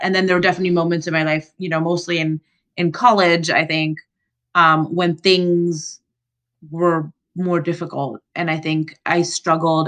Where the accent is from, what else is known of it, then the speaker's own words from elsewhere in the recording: Florida, United States; moved away; also born or lived in Central America; I grew up in Florida and then in Central America